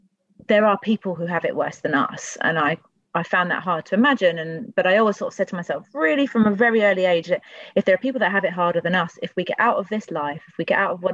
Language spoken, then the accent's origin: English; London, United Kingdom; I grew up in Tooting, which is the area that I represent